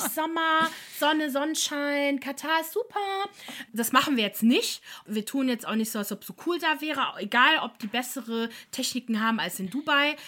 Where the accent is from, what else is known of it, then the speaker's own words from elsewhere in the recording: Germany; bei uns in Deutschland